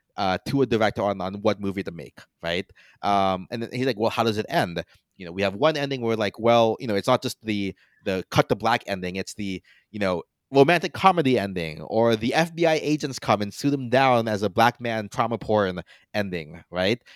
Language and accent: English; Philippines; as a Filipino